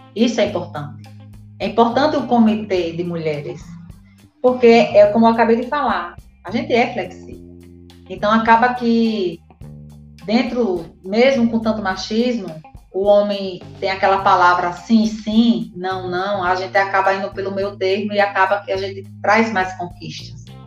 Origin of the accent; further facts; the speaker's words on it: Arapiraca, Alagoas, Brazil; now in Maceió, Brazil; Sou do interior. Tenho o maior orgulho de ser de Arapiraca. Moro em Maceió.